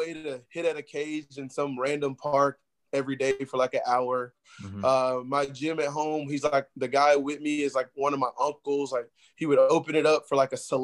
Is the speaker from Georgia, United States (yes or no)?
yes; Atlanta, Georgia, United States; we held little games back in my hometown